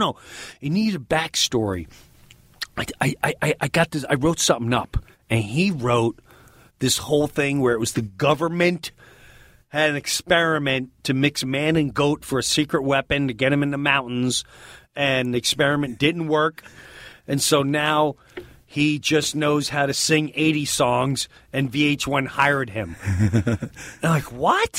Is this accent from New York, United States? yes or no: yes; Long Island, New York, United States; I'm Long Island